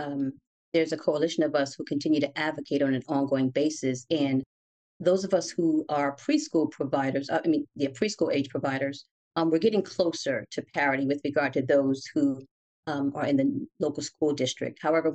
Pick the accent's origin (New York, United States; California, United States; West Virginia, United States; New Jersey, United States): New Jersey, United States; Newark; In Newark, West Ward.